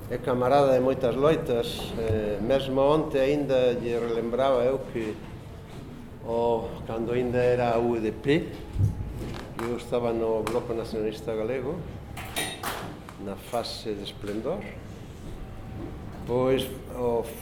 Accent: Galicia, Spain; accent: Galician

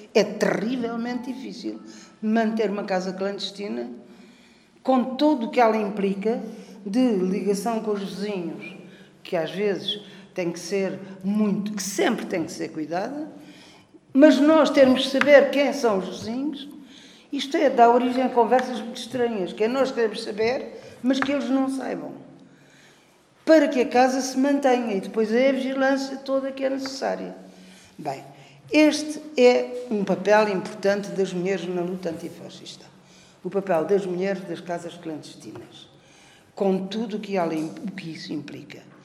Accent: Portimão, Algarve, Portugal; eu sou Algarve de Portimão

